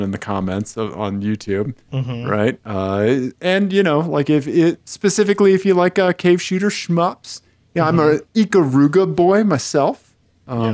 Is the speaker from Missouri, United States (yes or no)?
yes; Missouri, United States; moved away; I'm from Missouri. We're a little special out there.